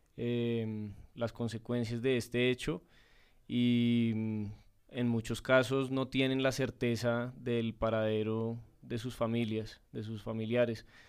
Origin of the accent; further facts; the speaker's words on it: Colombia; como colombianos